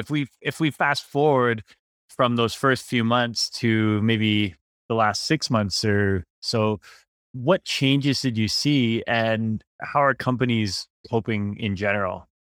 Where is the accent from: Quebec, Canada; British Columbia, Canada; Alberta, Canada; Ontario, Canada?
British Columbia, Canada; Vancouver; I grew up in Vancouver